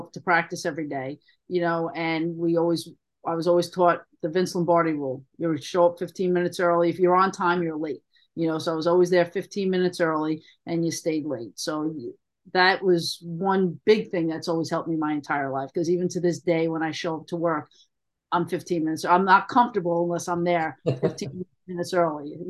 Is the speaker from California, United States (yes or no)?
no; New York City, New York, United States; I grew up in Queens